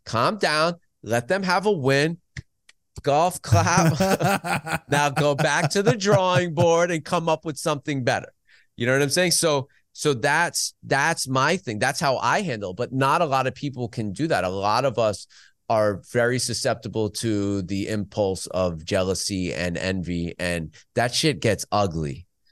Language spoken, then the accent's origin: English; United States; Growing up in the New York region, f, Pennsylvania